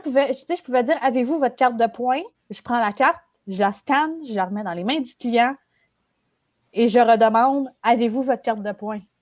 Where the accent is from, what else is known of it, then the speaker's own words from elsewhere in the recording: Montreal, Quebec, Canada; je suis montréalaise, je suis née à Montréal, c'est rare que je sorte de Montréal